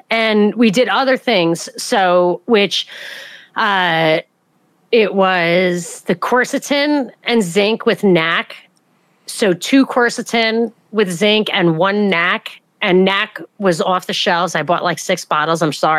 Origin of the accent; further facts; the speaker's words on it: New York, United States; also born or lived in Atlanta, Georgia; I'm from New York.